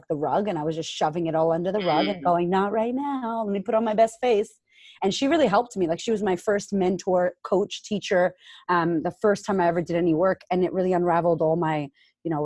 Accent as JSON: {"language": "English", "town": "Boston", "region": "Massachusetts", "country": "United States", "also_born_or_lived": "Framingham, Massachusetts", "moved": "as an adult", "lives_now": "Australia", "said": "I'm originally from Boston, Massachusetts. Shout out to Framingham"}